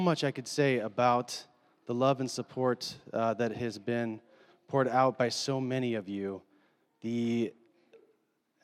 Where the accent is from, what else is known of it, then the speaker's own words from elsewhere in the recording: Minneapolis, Minnesota, United States; moved away; I'm from Minneapolis, and when my friends and some of my family have asked, when are you moving back to Minneapolis?